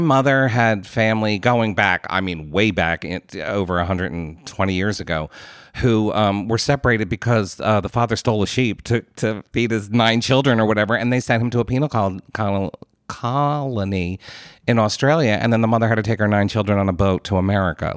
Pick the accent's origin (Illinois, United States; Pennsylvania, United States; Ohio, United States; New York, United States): Pennsylvania, United States; Philadelphia; accent: Philadelphia; my Philadelphia accent